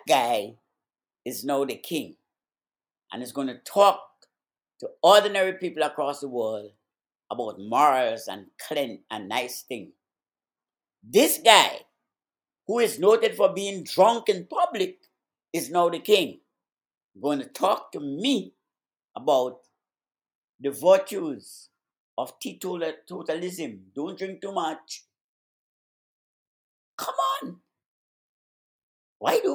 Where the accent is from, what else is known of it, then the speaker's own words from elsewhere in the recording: Grenada; accent: Caribbean; moved away; I had to stand up as a little boy of 9, 10, 11, in the hot sun, with uniforms on, blue and khaki, and a little royal jack in my hand, to wave to one of the Queen's boozy, arrogant, boorish, snobbish, progenies would have come to my little country of Grenada.